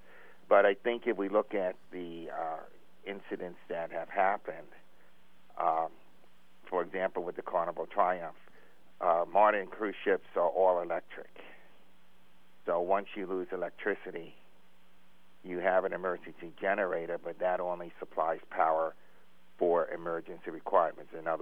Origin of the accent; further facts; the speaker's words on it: New York City, New York, United States; moved away as an adult; also born or lived in Brussels / Virginia; I grew up around New York City